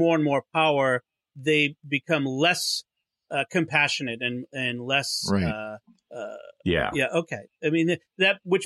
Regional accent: Boston, Massachusetts, United States; accent: Boston; That's my Boston accent coming out.

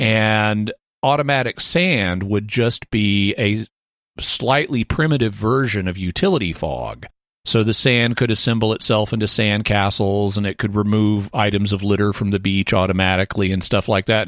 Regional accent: United States; as an American

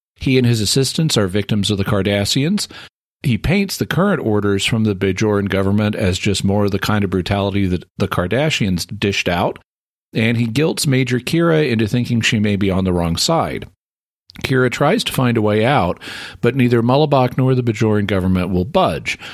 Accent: Fayetteville, Arkansas, United States; my hometown where I live is a hundred thousand people.

